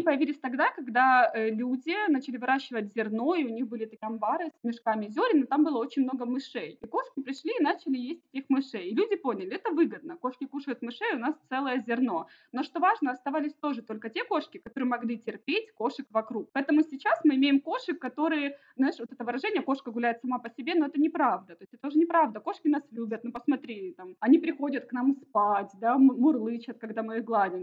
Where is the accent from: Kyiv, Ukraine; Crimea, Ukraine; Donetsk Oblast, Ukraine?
Donetsk Oblast, Ukraine; Donetsk; moved away as an adult; also born or lived in Kharkiv / Kryvyi Rih; now in Ermasoyia, Cyprus; мы вообще сами из Донецка, потом в 2014 году уехали